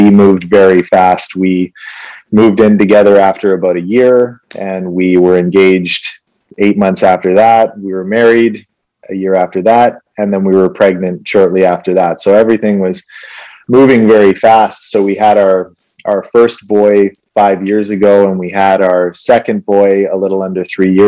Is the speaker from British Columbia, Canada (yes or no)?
yes; Vancouver, British Columbia, Canada; born or raised there; also born or lived in Winnipeg, Manitoba